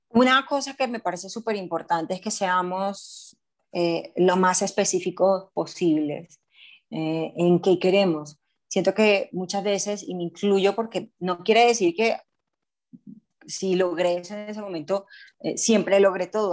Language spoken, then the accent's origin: Spanish; Barranquilla, Atlántico, Colombia; moved away as an adult; now in Medellín, Colombia; soy de Barranquilla, pero vivo hace más o menos 8 o 9 años en Medellín.